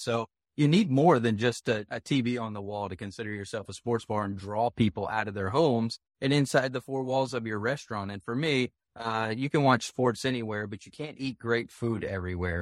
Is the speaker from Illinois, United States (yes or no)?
no; South Carolina, United States; my home state of South Carolina